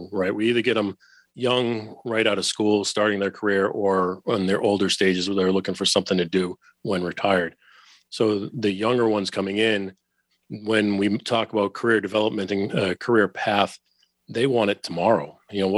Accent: Boston, Massachusetts, United States; I went back to my hometown of Boston

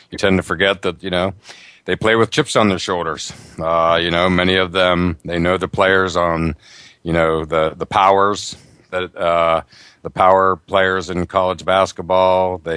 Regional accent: Ireland; I'm Irish. And uh, I just can't wait for that game.

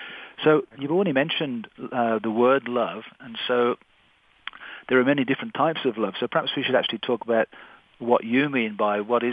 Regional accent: Victoria, British Columbia, Canada; on the new moon in my own meditation group in my hometown of Victoria.

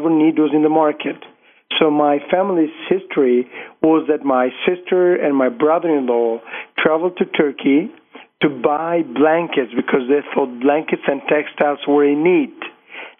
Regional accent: Albania; I was born in Albania in 1968. So I was 22 years when Albania opened up.

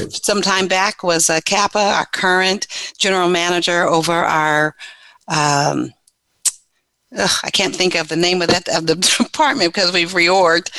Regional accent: San Diego, California, United States; also born or lived in Louisiana; I grew up in San Diego, California

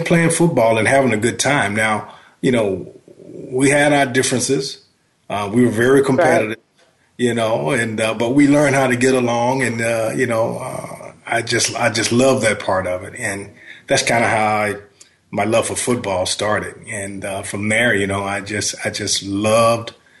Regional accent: Shreveport, Louisiana, United States; I grew up in Shreveport, Louisiana, and we were more close to Texas and Arkansas

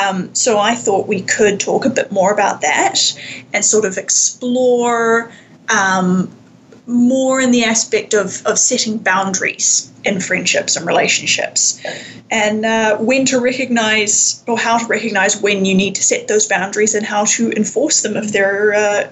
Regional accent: Wellington, New Zealand; moved away as an adult; now in Vancouver, Canada; I grew up in Wellington, New Zealand, and I moved to Canada, about 3.5 years ago, after having previously been here for a semester exchange at university. So I've been sort of back and forth between Canada and New Zealand a bit over the last few years.

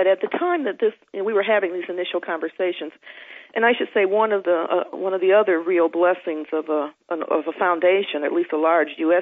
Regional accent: Detroit, Michigan, United States; now in New Jersey, United States; a person growing up in the United States, first in Detroit and then subsequently living several other places and now settling with my family in New Jersey

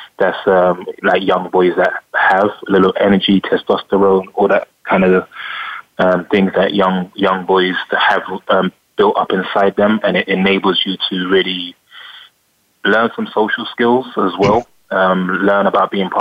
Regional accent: London, United Kingdom; I grew up in Northwest London.

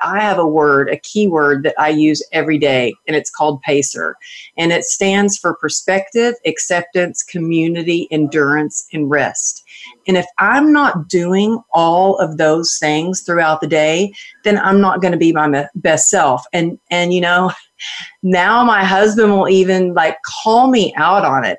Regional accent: Texas, United States; I grew up in Texas where it was all about cowgirl up and suck it up

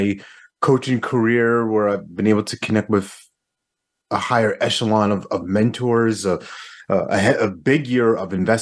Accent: New York, United States; now in North Carolina, United States; I'm originally from New York

